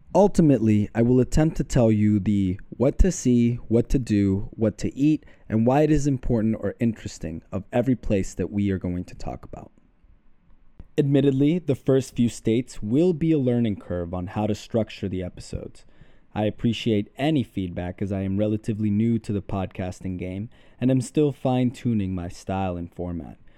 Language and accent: English; Mexico; I was born in Mexico